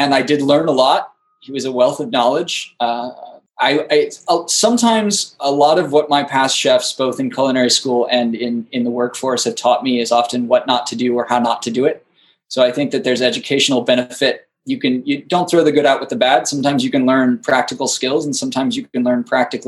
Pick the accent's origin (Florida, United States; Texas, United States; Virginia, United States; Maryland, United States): Florida, United States; Destin; moved away as an adult; now in New York City, United States; I'm from Destin up in the Panhandle in Florida.